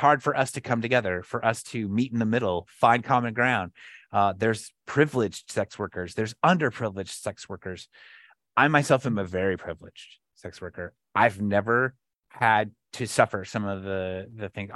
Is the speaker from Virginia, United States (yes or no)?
no; Flagstaff, Arizona, United States; my hometown of Flagstaff